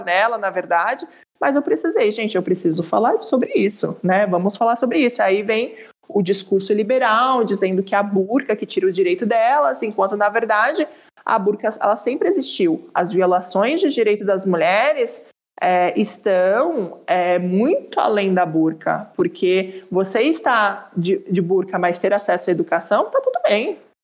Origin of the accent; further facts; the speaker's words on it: Brazil; eu sou brasileira, mas sou brasileira.